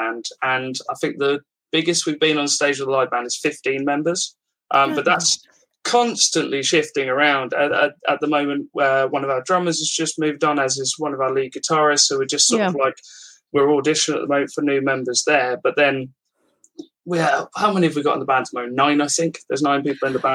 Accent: Milton Keynes, South East England, United Kingdom; I'm from Milton Keynes

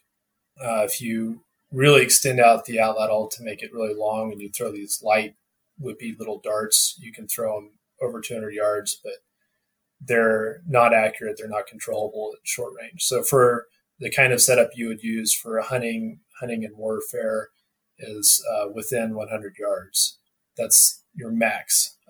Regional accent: Northwest Arkansas, United States; now in Colorado, United States; I grew up in Arkansas, Northwest Arkansas

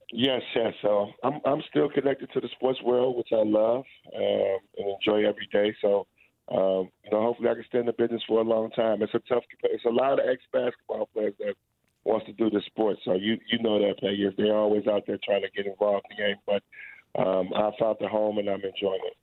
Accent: Chicago, Illinois, United States; moved away as an adult; also born or lived in Lexington, Kentucky; I was a kid from Chicago that went to Montcalm, a small private school

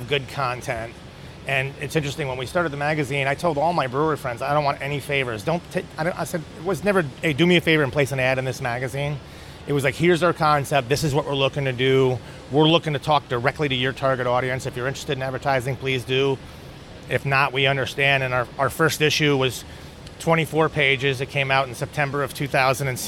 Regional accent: Troy, New York, United States; We're from Troy.

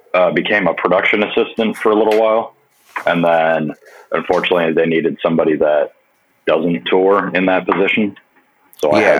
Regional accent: Grand Blanc, Michigan, United States; I'm from Grand Blanc originally, which is up by the Flint area. It's about an hour from Detroit

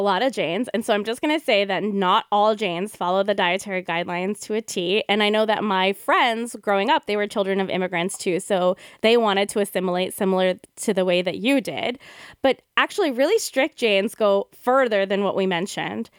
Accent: United States; We're two Indian American yoga teachers

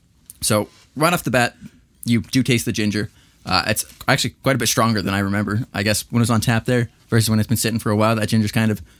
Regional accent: Idaho Falls, Idaho, United States; born or raised there

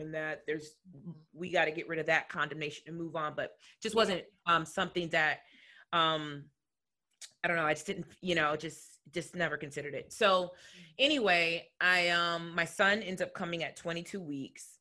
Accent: Chicagoland area, Illinois, United States; I'm from the Chicagoland area, but home was um in the suburbs.

